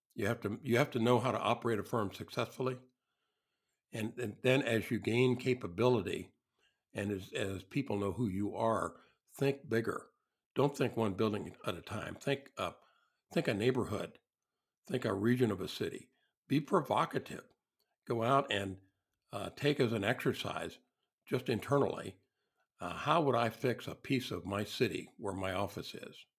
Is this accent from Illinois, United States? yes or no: yes; southern Illinois, United States; There were no architects in my hometown. I grew up in a small industrial town in the south part of uh, of Illinois